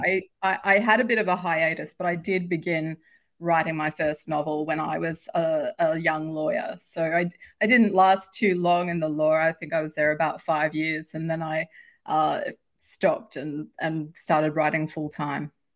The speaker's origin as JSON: {"language": "English", "country": "Australia", "said": "I've published in Australia, if you can probably tell from my accent, that's where I'm from"}